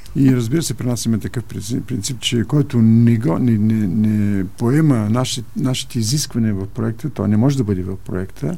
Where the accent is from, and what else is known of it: Bulgaria; now in Germany